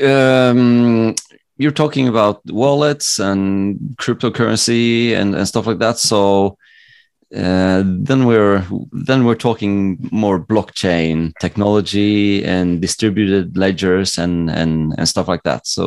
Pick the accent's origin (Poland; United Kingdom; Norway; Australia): Norway; English is a second language; let's say that I wanted to uh, not let people know that I'm from Norway.